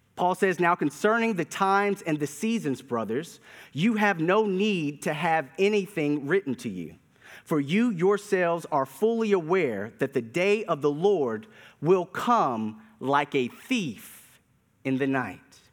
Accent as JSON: {"language": "English", "town": "Durham", "region": "North Carolina", "country": "United States", "tie": "born or raised there", "said": "As a kid growing up in Durham, North Carolina"}